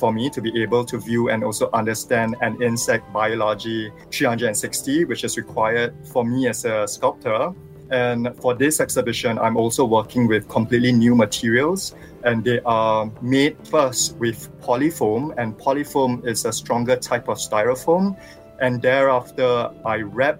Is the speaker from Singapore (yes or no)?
yes; Singapore; I was born and raised here in Singapore